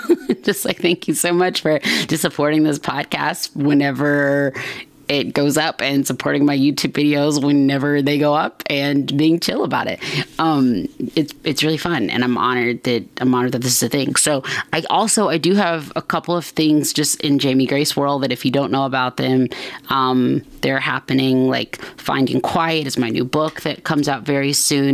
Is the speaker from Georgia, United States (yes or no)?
yes; Atlanta, Georgia, United States; I'm from Atlanta.